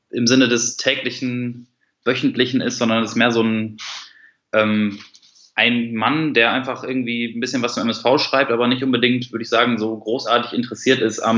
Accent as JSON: {"language": "German", "town": "Duisburg", "region": "North Rhine-Westphalia", "country": "Germany", "tie": "born there", "said": "Ja, wie gesagt, äh … Ich bin gebürtiger Duisburger."}